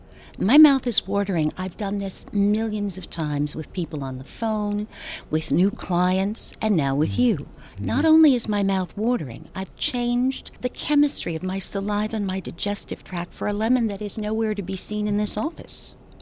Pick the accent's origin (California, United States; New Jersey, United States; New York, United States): New Jersey, United States; Passaic; I'm from Passaic, New Jersey.